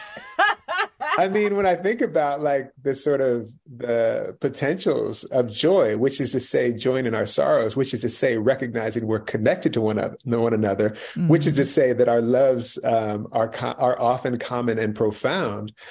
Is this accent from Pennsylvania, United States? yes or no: yes; right outside of Philadelphia, Pennsylvania, United States; moved away; I read in Philly and I grew up right outside of Philly